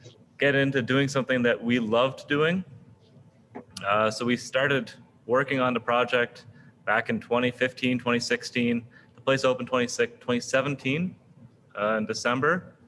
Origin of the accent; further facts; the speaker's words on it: East Coast, United States; Like I said, I mean, I'm from the East Coast, and so Irish reds have